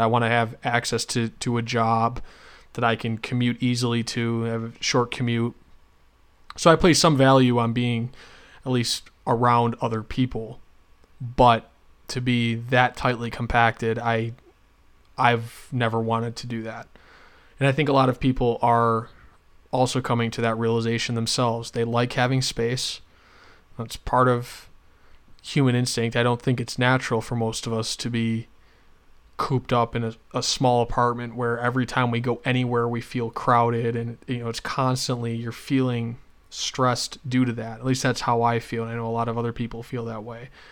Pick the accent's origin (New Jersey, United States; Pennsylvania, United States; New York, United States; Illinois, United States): New York, United States; Western; moved away as an adult; also born or lived in Rochester, New York / Syracuse, New York; I grew up in Western New York